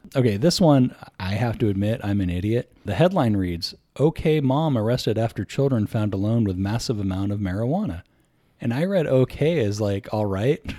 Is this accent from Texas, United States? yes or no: no; Bay Area, California, United States; growing up in the Bay Area, if you drive on the freeway without traffic for ten minutes, you've driven through, like, five towns.